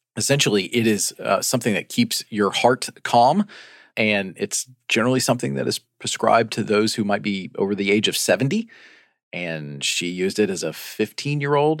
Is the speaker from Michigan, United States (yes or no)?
no; Chattanooga, Tennessee, United States; moved away; my hometown of Chattanooga, Tennessee